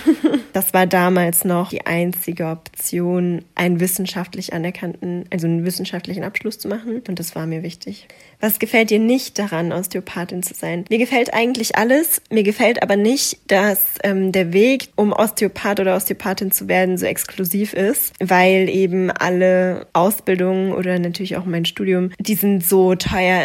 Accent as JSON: {"language": "German", "region": "a small town in North Rhine-Westphalia", "country": "Germany", "moved": "yes", "lives_now": "Frankfurt, Germany", "said": "ich komme aus einer Kleinstadt in Nordrhein-Westfalen."}